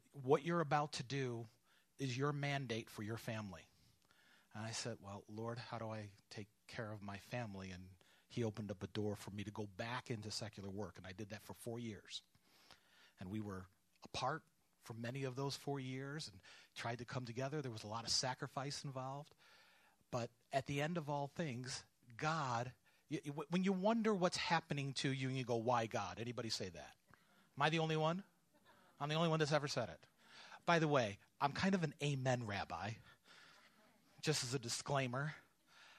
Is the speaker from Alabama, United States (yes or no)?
no; New York, United States; now in Georgia, United States; I'm from New York. My father's from the Bronx